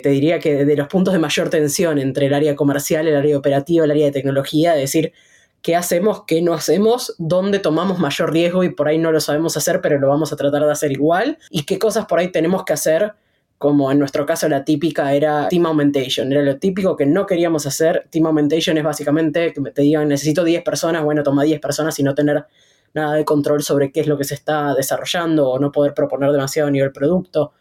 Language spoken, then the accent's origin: Spanish; Buenos Aires, Argentina; yo nací en Buenos Aires, Argentina.